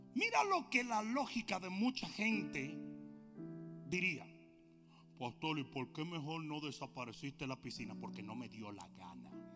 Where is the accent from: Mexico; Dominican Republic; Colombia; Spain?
Dominican Republic; nosotros dominicanos vamos 0 to 60